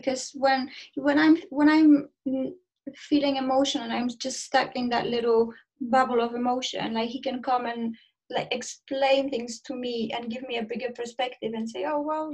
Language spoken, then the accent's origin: English; Poland; now in United Kingdom; I'm in UK, but I am from Poland.